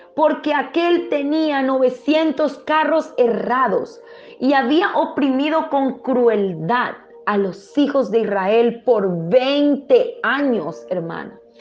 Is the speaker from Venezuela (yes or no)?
yes; Venezuela; moved away as an adult; now in Paraguay; soy venezolana, criada y nacida en la iglesia en Venezuela